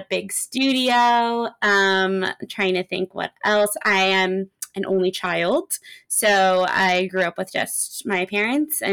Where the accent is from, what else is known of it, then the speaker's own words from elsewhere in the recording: Los Angeles, California, United States; I am from LA. I've lived in LA my whole life.